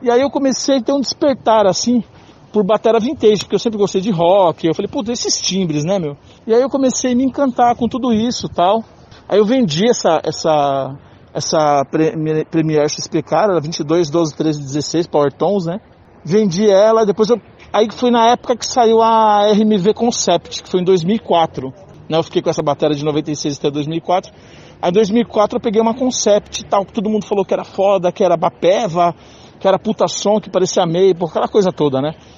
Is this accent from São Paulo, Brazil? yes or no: yes; São Paulo, Brazil; Eu tenho 50 anos, sou de São Paulo